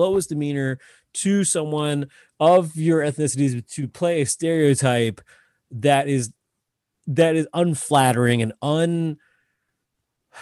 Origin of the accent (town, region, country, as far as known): Greenville, South Carolina, United States; born or raised there